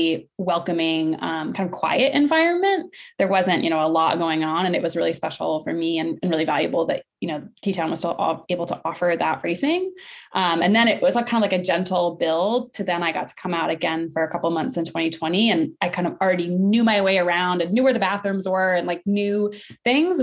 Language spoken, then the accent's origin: English; Maine, United States; I grew up in Maine